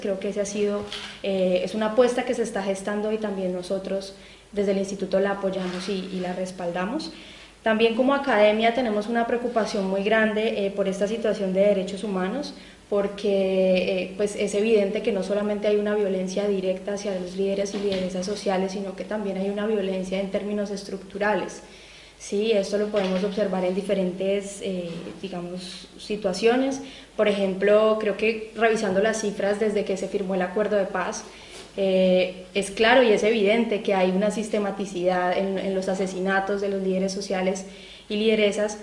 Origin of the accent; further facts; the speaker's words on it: Silvia, Cauca, Colombia; Yo soy indígena NASA del Departamento del Cauca